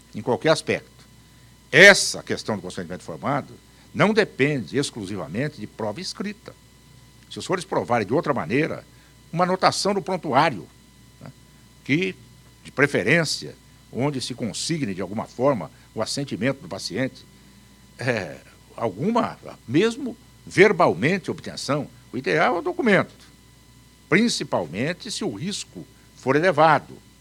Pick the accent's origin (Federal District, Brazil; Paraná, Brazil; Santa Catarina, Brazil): Paraná, Brazil; also born or lived in Campo Grande, Mato Grosso do Sul; Eu nasci em Campo Grande, no Mato Grosso. Faz tanto tempo que eu nem vou dizer para vocês quanto. Mas com três anos eu já estava no Paraná